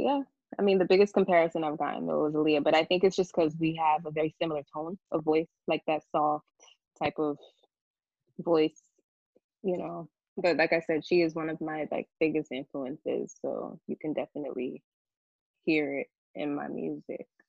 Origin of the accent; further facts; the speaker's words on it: New York City, New York, United States; we grew up in the Bronx